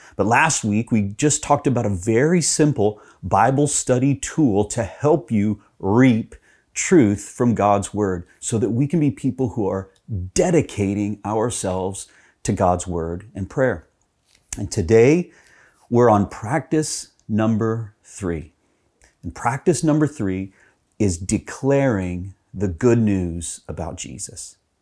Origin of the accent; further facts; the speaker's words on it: Texas, United States; when I was growing up in Texas